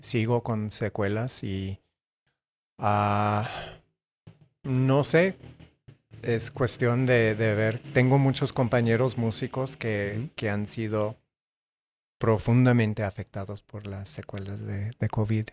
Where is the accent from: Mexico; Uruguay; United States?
United States; Tucson, Arizona; yo crecí en Tucson, Arizona